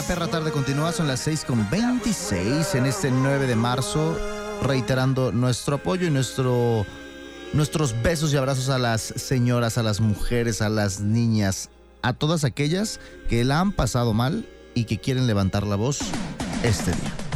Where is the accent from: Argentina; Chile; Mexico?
Mexico; como mexicanos